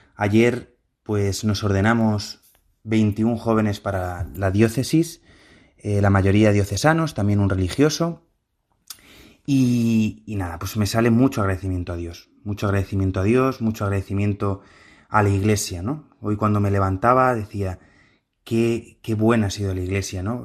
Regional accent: Madrid, Community of Madrid, Spain; Yo pertenezco, salí de la parroquia de San Ricardo, en el barrio de Argüelles, y pues eso, desde pequeñito yo fui viendo cómo el Señor me llamaba.

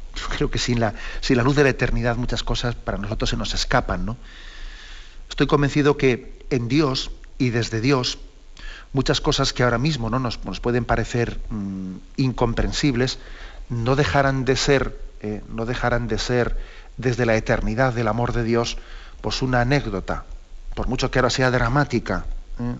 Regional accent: Valencia, Valencian Community, Spain; yo soy de Valencia

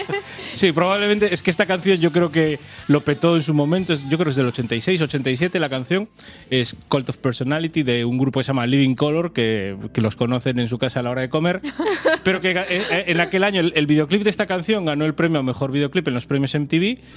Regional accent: Pontevedra, Galicia, Spain; also born or lived in A Coruña; yo crecí en Pontevedra

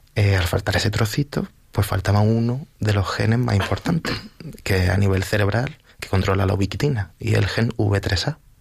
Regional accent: Vélez-Rubio, Andalusia, Spain; also born or lived in Huércal-Overa; now in Villaviciosa de Odón, Spain; Yo soy de un pueblecito pequeño de Almería que se llama Vélez Rubio

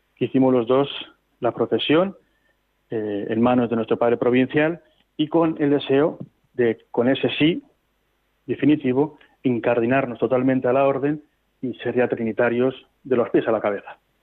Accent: Laredo, Cantabria, Spain; ahí ya sí pude hacerlo en mi tierra, aquí en Cantabria

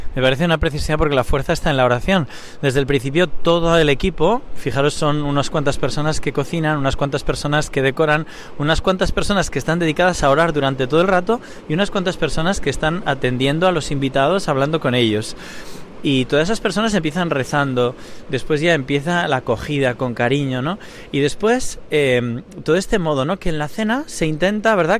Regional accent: Spain; como nosotros españoles

